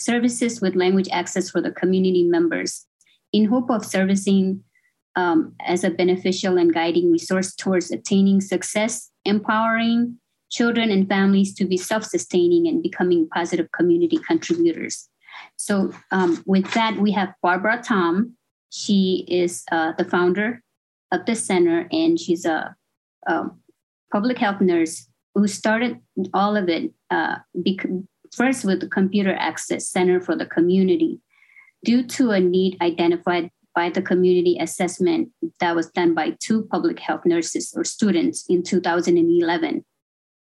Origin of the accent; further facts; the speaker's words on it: Marshall Islands; now in Hawaii, United States; I'm from the Marshall Islands, born and raised in the Marshall Islands, and kind of came to school abroad.